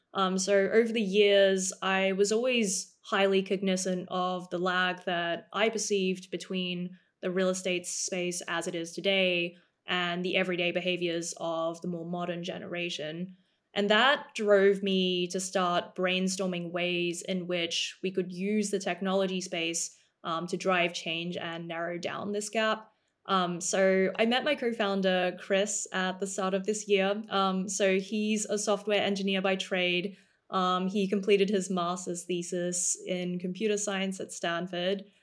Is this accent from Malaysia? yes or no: no; Melbourne, Victoria, Australia; moved away as an adult; also born or lived in Cambridge, United Kingdom / Oxford, United Kingdom / New York, United States / London, United Kingdom; I was born and raised in Australia for the first eighteen years of my life, um, so I grew up in Melbourne